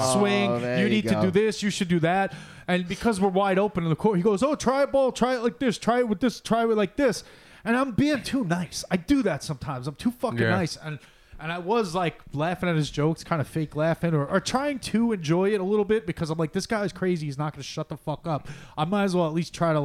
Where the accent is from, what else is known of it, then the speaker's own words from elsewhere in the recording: United States; I'm a fucking American